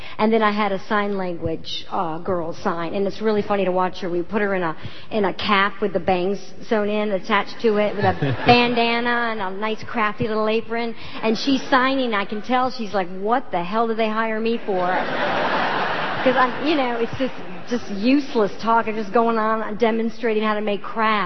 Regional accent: North Carolina, United States; moved away; also born or lived in New York City; just in North Carolina that, you know, maybe I wouldn't have stayed in Girl Scouts so long if I was living in a big city

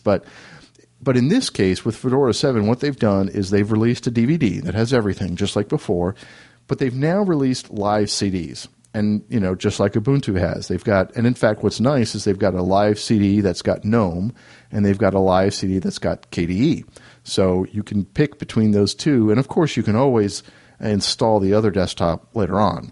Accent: Raleigh, North Carolina, United States; my hometown of Raleigh, North Carolina

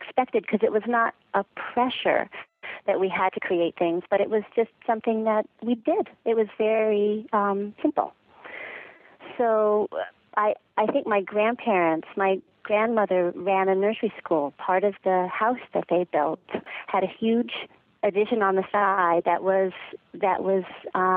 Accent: San Francisco, California, United States; moved away; also born or lived in Long Island, New York; I grew up in San Francisco in the early 70s in the heart of the hippie movement

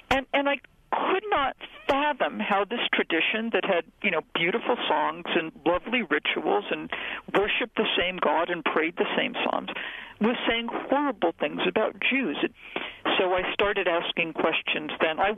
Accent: New England, United States; I grew up in New England in a predominantly Portuguese Catholic neighborhood, and my introduction to Christianity was was ethnic Roman Catholicism

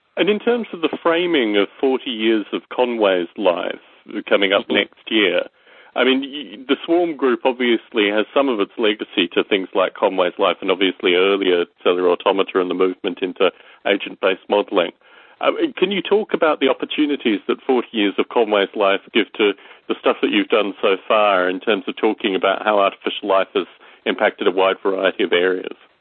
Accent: Australia; growing up in Australia

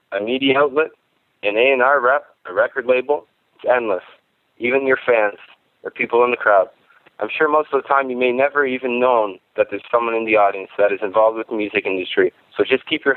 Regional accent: Canada; I'm a musician from Canada

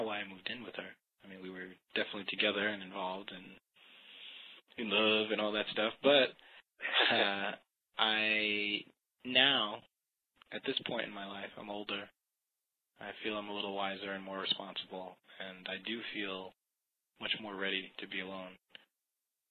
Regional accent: Long Island, New York, United States; also born or lived in California; now in New York City, United States; grew up in New York State here. In marvelous Long Island

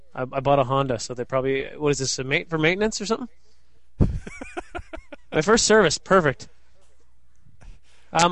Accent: Canada; also born or lived in Vancouver; she found out I was from Canada.

